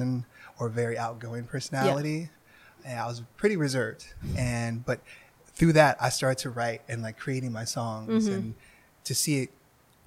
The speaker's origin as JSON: {"language": "English", "town": "Los Angeles", "region": "California", "country": "United States", "tie": "born or raised there", "said": "I grew up here in Los Angeles"}